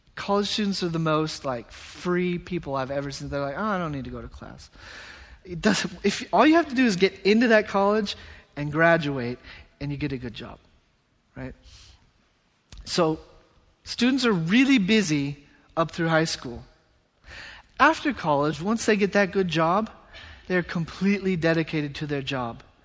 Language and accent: English; United States; moved away as an adult; now in Japan; I'm from America